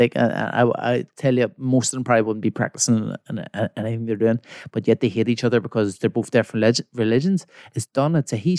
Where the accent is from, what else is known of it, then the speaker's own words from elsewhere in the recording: Belfast, Northern Ireland, United Kingdom; See, so obviously I'm from West Belfast. It's one of the most poverty stricken places in Belfast